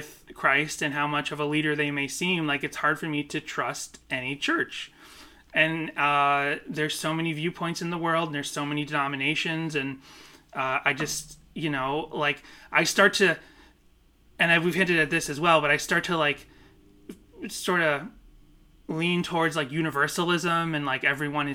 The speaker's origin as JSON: {"language": "English", "region": "Northeast", "country": "United States", "tie": "born or raised there", "said": "growing up in the Northeast, where it's like less Bible Belt stuff"}